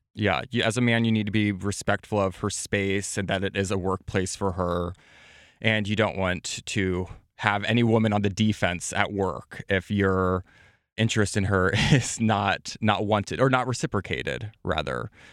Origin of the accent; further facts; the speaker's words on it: Midwest, United States; I come from the Midwest